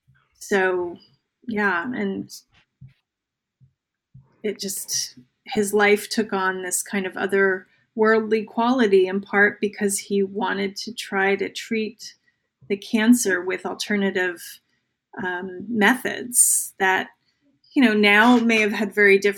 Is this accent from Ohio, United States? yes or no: no; New Jersey, United States; Now, I grew up in New Jersey, so you know, like when people are like, that sounds made up.